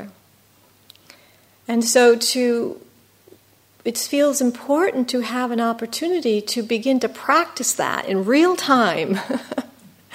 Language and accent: English; United States; being an American